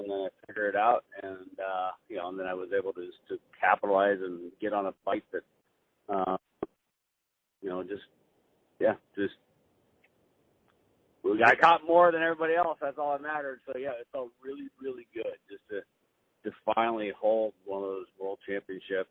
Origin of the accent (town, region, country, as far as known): California, United States